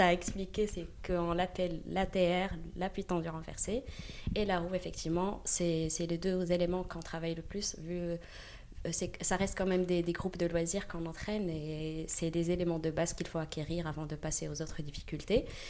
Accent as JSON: {"language": "French", "country": "Morocco", "tie": "born or raised there", "moved": "as an adult", "lives_now": "Paris, France", "said": "je viens, c'est vrai, je viens du Maroc, j'ai grandi au Maroc et je suis venue ici"}